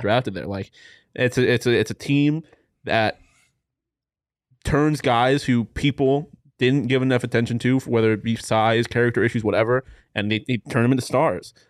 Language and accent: English; Texas, United States; I'm from Texas